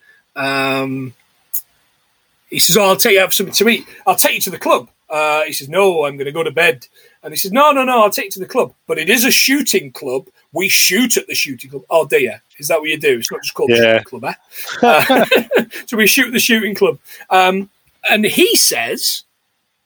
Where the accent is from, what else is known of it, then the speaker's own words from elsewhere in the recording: Nottingham, East Midlands, United Kingdom; also born or lived in Yorkshire; where I grew up in the Midlands, we had a little place called the American Adventure Theme Park